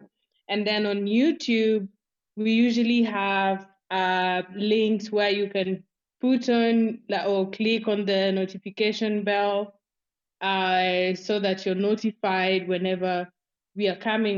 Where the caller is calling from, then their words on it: Nairobi, Kenya; I'm speaking from Nairobi, Kenya.